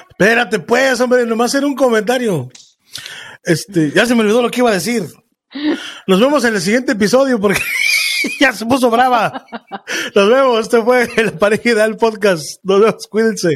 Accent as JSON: {"language": "Spanish", "country": "Mexico", "said": "en México, de donde soy yo"}